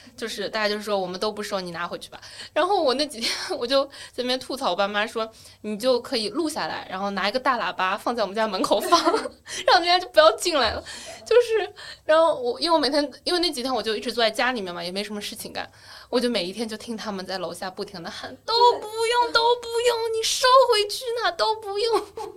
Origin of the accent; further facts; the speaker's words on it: Wenzhou, Zhejiang, China; moved away as an adult; also born or lived in Beijing / United States; now in Shanghai, China; 我是温州人